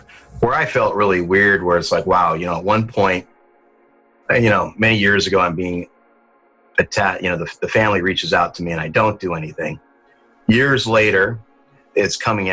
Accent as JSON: {"language": "English", "town": "Hayward", "region": "California", "country": "United States", "also_born_or_lived": "Lodi, California", "said": "I was from Hayward originally."}